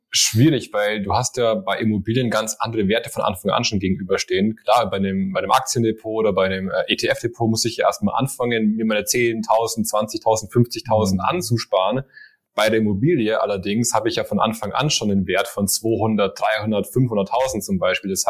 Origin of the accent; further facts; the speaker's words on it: Swabia, Germany; accent: Swabian; Also ich, ich habe eigentlich auch einen schwäbischen Akzent, aber ich glaube, den hat man nicht mehr so raus.